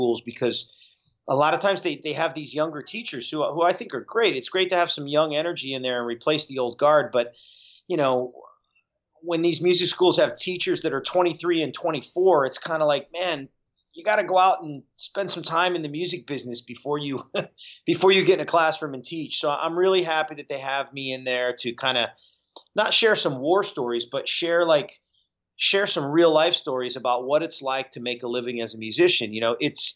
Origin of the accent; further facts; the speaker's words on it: southeastern Connecticut, United States; moved away; also born or lived in Uncasville, Connecticut; I grew up in Connecticut